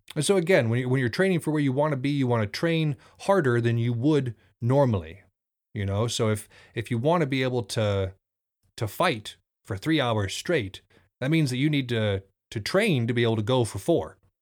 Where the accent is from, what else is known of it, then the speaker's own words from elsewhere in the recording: Thompson Falls, Montana, United States; I grew up in Thompson Falls for the first six years of my life